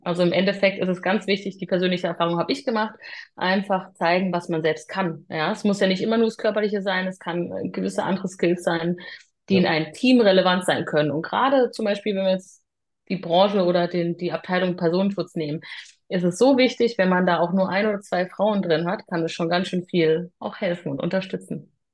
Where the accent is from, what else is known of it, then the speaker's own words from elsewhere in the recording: Freiburg im Breisgau, Baden-Württemberg, Germany; moved away as an adult; also born or lived in Hamburg; now in Lower Saxony, Germany; komme gebürtig aus Freiburg im Breisgau